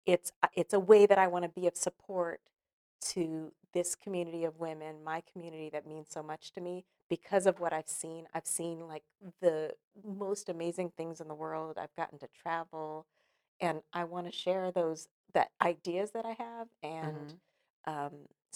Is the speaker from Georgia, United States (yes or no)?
no; California, United States; now in Los Angeles, United States; So when I moved here to Los Angeles from Northern California, started my career as a young actress